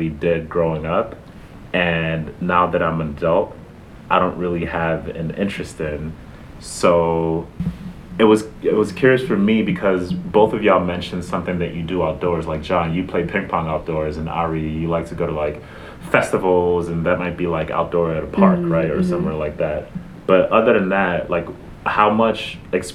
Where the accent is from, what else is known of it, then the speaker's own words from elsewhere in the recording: New York City, New York, United States; growing up in the Bronx